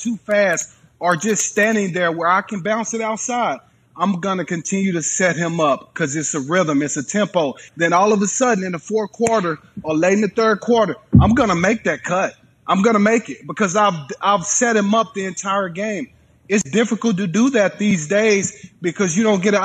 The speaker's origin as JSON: {"language": "English", "region": "Texas", "country": "United States", "tie": "born or raised there", "said": "being a Texan"}